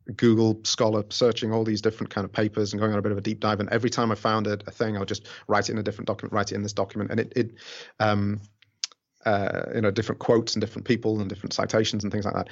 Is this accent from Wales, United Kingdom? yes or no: no; Rotherham, Yorkshire and the Humber, United Kingdom; now in Fukuoka, Japan; my hometown kit, which is Rotherham, uh, in England